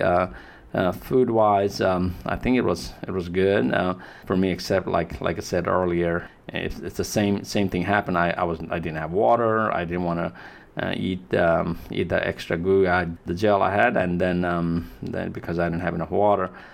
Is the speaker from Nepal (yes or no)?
yes; Nepal; now in United States; I'm from Nepal